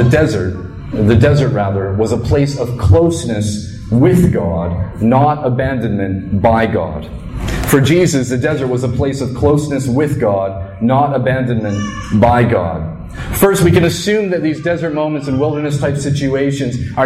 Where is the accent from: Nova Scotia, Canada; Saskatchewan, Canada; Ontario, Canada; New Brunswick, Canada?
New Brunswick, Canada; I grew up in New Brunswick